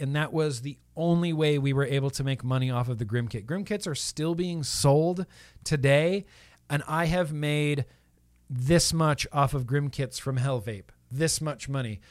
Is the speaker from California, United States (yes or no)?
yes; South Lake Tahoe, California, United States; moved away as an adult; also born or lived in Nevada; now in Southern California, United States; I grew up in Lake Tahoe, California